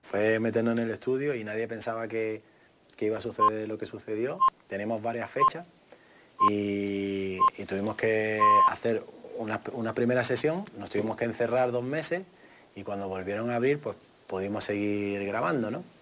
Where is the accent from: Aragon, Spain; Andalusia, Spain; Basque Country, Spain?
Andalusia, Spain; Málaga; que nos identificase como malagueño